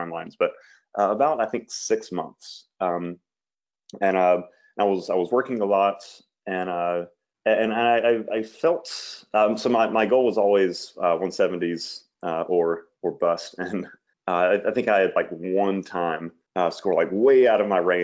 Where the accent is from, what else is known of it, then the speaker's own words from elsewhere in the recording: Mississippi, United States; I'm from Mississippi, lived my whole life here